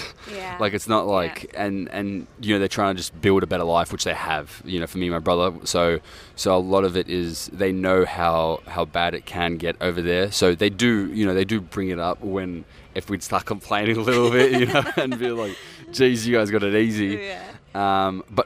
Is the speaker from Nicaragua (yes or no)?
no; Australia; I was born and raised in Australia